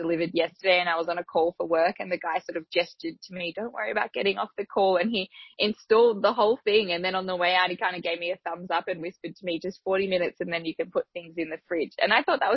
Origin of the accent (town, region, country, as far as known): Australia